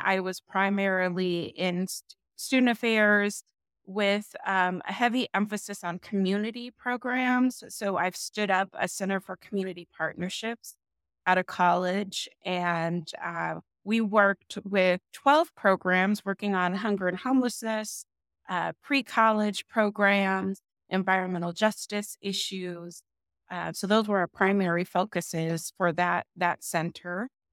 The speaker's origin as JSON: {"language": "English", "region": "Southern California", "country": "United States", "moved": "as an adult", "lives_now": "Las Vegas, United States", "said": "I'm originally from California, from Sou-, Southern California"}